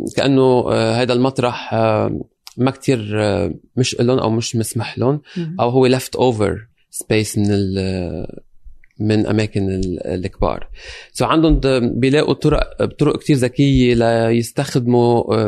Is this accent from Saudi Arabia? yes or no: no; Lebanon; moved away as an adult; now in London, United Kingdom; انا جاي من لبنان انتقلت آه، عشت بلبنان اشتغلت بلبنان بنفس هالمواضيع رجعنا انتقل انتقلت على لندن